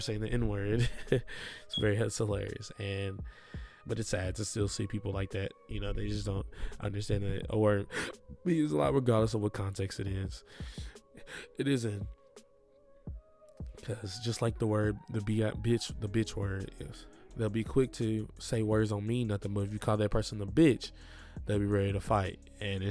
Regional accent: Milan, Tennessee, United States; I grew up in Milan, Tennessee

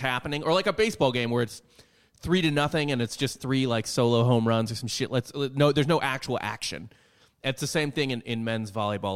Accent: Midwest, United States; growing up in the Midwest

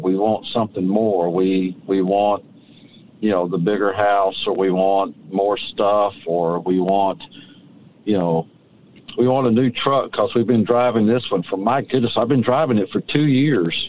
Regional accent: Hampton, Georgia, United States; my hometown of Hampton, Georgia

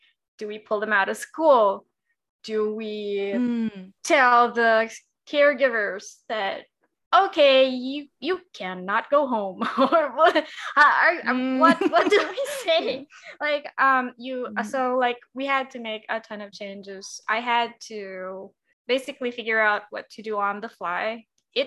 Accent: Davao City, Davao Region, Philippines; also born or lived in Quezon City; I was from Davao. I was dorming

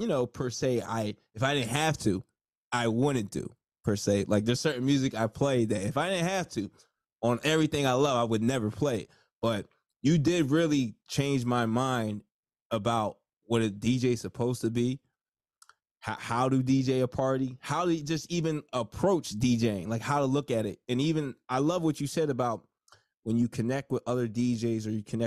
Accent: New Jersey, United States; I'm from Jersey.

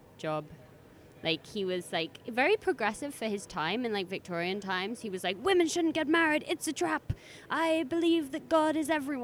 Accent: London, United Kingdom; growing up in London, I went to so many different museums

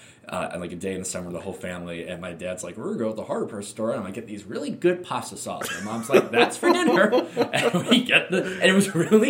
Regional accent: Evanston, Illinois, United States; I'm from Evanston, my dad's from Evanston, my mom's from Evanston.

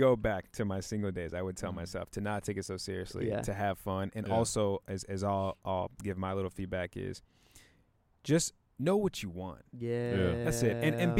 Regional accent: Chicago, Illinois, United States; I'm from Chicago, man.

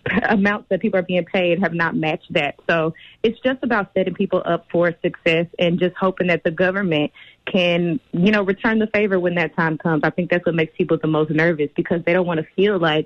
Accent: Dallas, Texas, United States; I'm in Texas, I'm from Dallas, born and raised

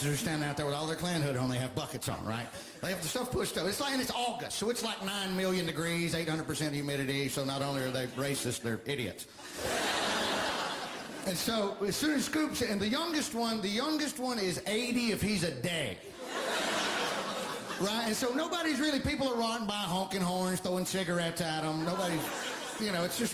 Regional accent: Alabama, United States; moved away

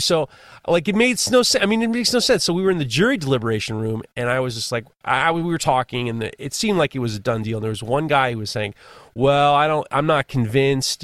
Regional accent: New York, United States; I'm from New York.

